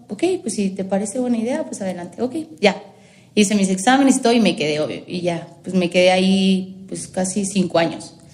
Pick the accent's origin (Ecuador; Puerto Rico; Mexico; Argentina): Mexico; Y yo no, soy mexicana, solo el nombre.